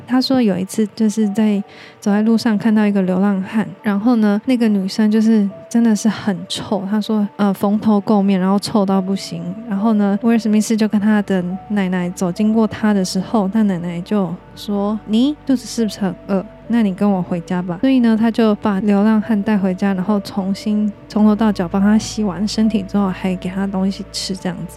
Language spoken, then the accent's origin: Chinese; Taiwan; 我们台湾人比较听得懂的字